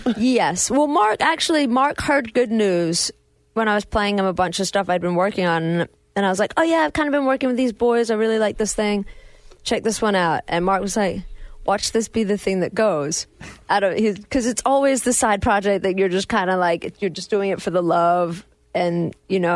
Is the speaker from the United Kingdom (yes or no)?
yes; England, United Kingdom; now in United States; I, am English